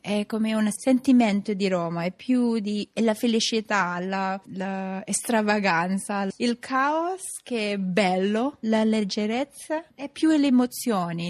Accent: Philippines; Italian is a second language; now in Rome, Italy; quando dico che sono filippina

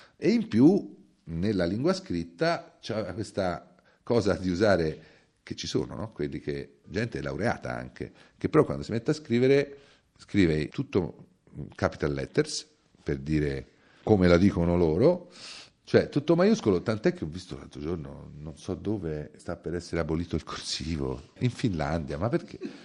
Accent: Tuscany, Italy; essere nato e cresciuto in Toscana

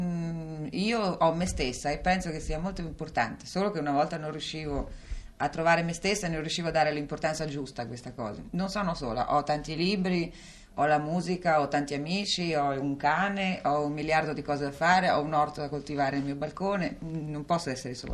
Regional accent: Calabria, Italy; also born or lived in Rome; now in Milan, Italy; Calabria dove sono nata c'è mia zia che possiede due case, una a Reggio Calabria e una a Bagnara

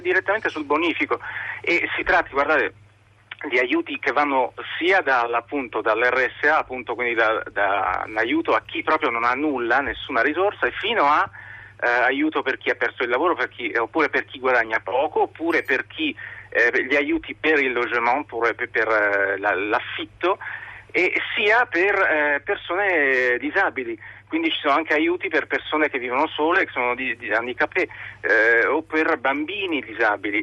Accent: Italy; now in France

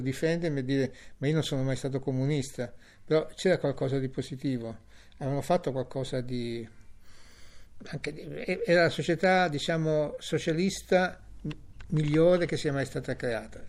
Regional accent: Italy; now in Germany; come giornalista italiano

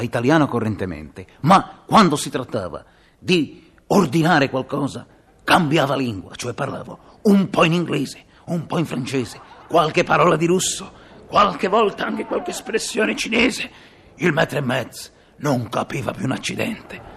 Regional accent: Liguria, Italy; sono ligure

